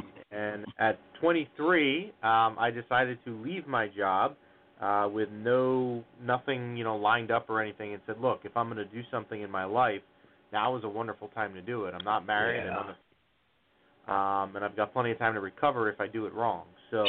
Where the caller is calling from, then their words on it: New Jersey, United States; We're calling from northern New Jersey, about 15 minutes outside of Manhattan, give or take the traffic, of course.